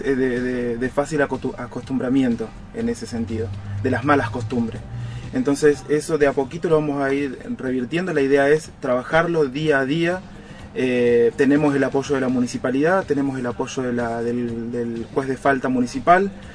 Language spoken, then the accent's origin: Spanish; Rosario, Santa Fe, Argentina; moved away as an adult; also born or lived in San Lorenzo; now in Roldán, Argentina; Yo soy oriundo de Rosario. Ah. Yo nací y, y, crecí ahí en Rosario